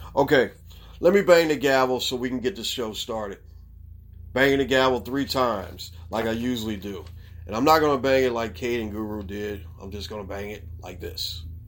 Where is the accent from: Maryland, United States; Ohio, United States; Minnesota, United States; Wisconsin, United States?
Maryland, United States; Baltimore; the city of Baltimore, my hometown.